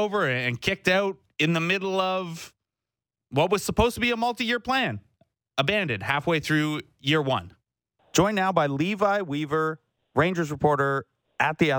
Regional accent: Canada; my hometown here in Canada

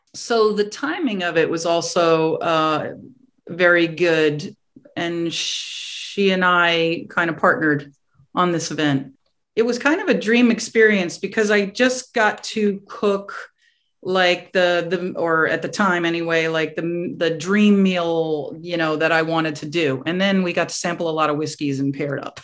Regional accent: New York, United States; moved away as an adult; also born or lived in Staten Island / Westchester / Connecticut / Massachusetts; now in Florida, United States; I grew up um, around New York on the mm-hmm. outskirts mm-hmm. of New York

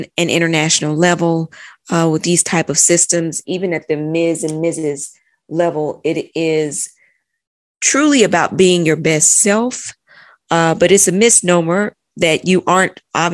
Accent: Chattanooga, Tennessee, United States; moved away as an adult; also born or lived in London; I'm originally from Chattanooga, Tennessee. Mm-hmm. Born and raised in Tennessee

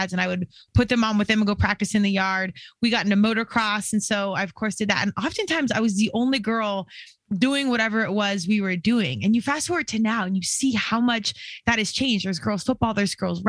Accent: Colorado, United States; born out here in Colorado, born and raised. I'm definitely a Colorado kid at heart

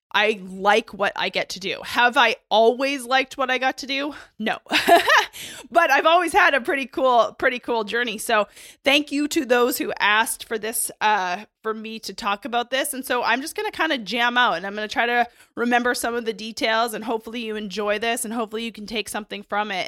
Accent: Canada; I grew up in Canada

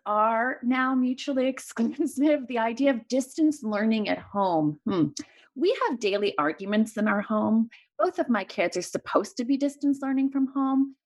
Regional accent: Montreal, Quebec, Canada; moved away as an adult; now in Los Angeles, United States; I grew up in Montreal and moved here for residency.

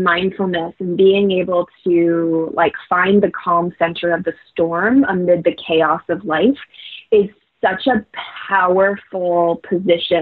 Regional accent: Florida, United States; my hometown

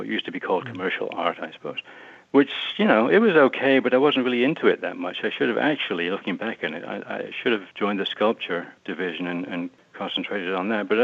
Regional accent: Southampton, South East England, United Kingdom; also born or lived in Glasgow, Scotland; I was born in Southampton, which is in southern England. On the coast, it's a big seaport. But my dad was from Glasgow, so we moved up there. I think I was about one, and we came back down to Southampton when I was 9 or 10

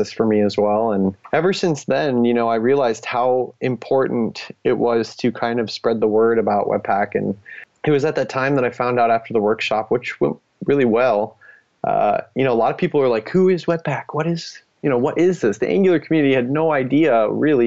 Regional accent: United States; first language English; now in Nebraska, United States; I'm the only American maintainer and speaking English as my first language

